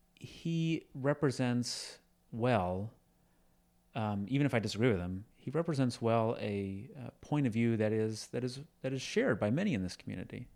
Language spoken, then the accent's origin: English; Lynchburg, Virginia, United States; moved away; from Lynchburg, Virginia